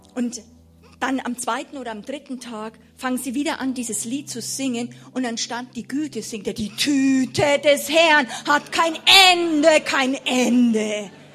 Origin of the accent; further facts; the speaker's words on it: Germany; als Deutsche